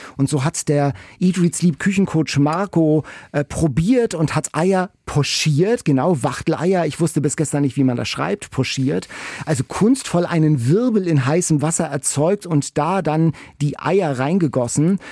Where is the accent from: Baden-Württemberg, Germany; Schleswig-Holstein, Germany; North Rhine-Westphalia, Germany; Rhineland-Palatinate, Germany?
Schleswig-Holstein, Germany; Lübeck; Ich komme ja aus Lübeck